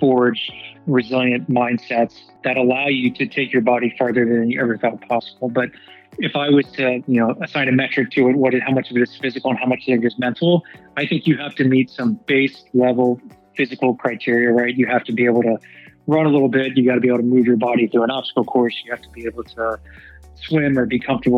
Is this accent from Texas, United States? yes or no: yes; Dallas, Texas, United States; moved away; I was born and raised in Dallas, Texas